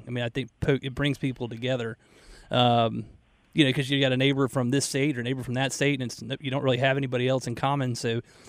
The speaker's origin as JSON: {"language": "English", "town": "Marietta", "region": "Georgia", "country": "United States", "tie": "born or raised there", "moved": "yes", "said": "I grew up towards Marietta, like nobody was from the area. They is kind of similar to Charlotte. Everybody sort of moved there from somewhere else."}